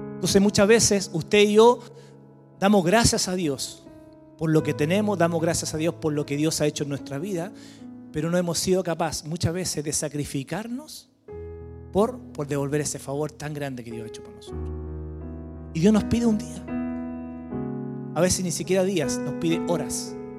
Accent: Santiago, Santiago Metropolitan Region, Chile; moved away as an adult; now in Villarrica, Chile; éramos de Santiago, siempre nacido y criado en Santiago

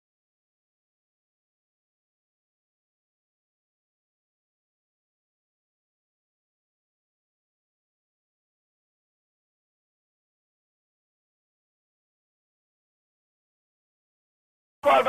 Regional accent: Jamaica; I'm from Jamaica

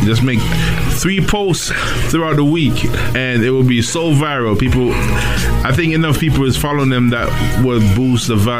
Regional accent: Jamaica; I'm from Jamaica, right?

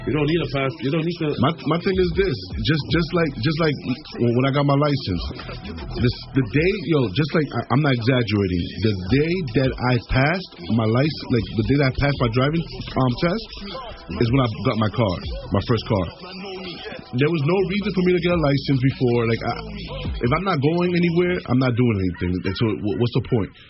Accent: New York, United States; I'm I'm from New York

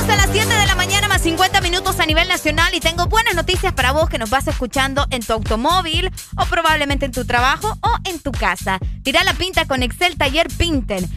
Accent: Honduras; aquí nosotros aquí nacimos, por lo tanto somos hondureños

